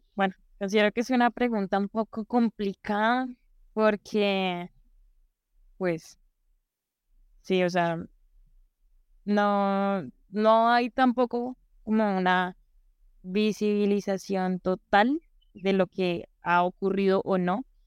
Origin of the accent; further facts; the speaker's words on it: Bogotá, Colombia; yo nací aquí en Bogotá